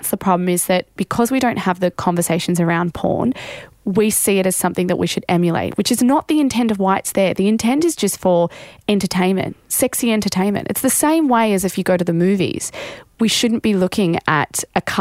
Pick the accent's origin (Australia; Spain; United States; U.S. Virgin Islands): Australia